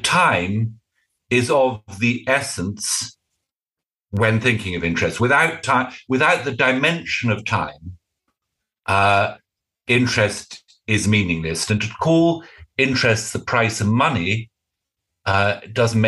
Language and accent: English; United Kingdom; I'm British.